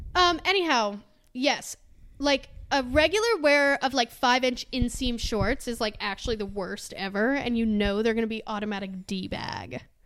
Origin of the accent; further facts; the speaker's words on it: Georgia, United States; I'm from Georgia